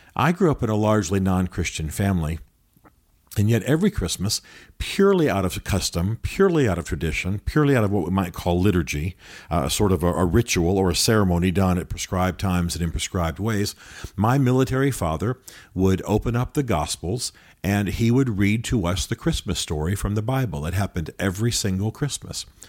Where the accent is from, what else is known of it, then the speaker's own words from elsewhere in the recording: United States; as modern Americans